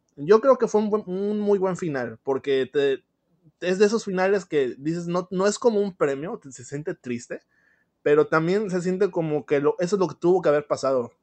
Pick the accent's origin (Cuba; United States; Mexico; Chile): Mexico; en mi país, México